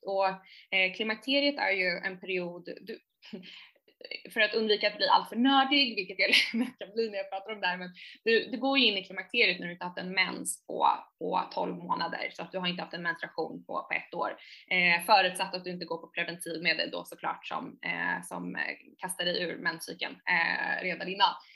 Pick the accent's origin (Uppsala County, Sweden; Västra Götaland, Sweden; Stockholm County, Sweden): Stockholm County, Sweden; Saltsjöbaden; also born or lived in New York; jag är uppvuxen i Saltsjöbo, en, eh, en förort till, till Stockholm